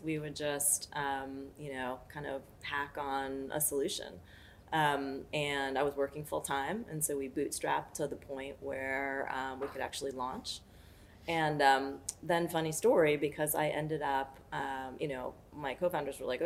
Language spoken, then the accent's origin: English; New York City, New York, United States; born and raised in New York City